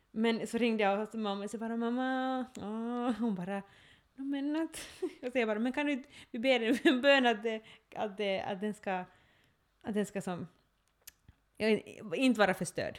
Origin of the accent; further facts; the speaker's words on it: Ostrobothnia, Finland; jag är österbottning, nu känner jag mig som en österbottning, men, men, men det som, just det där att då jag har vuxit upp här